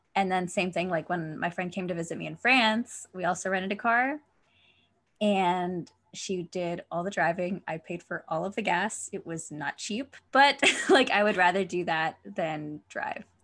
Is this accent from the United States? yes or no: yes; United States; I'm American